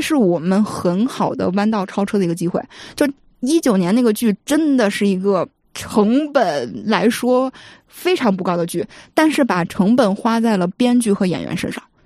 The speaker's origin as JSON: {"language": "Chinese", "country": "China", "said": "我作为一个中国人"}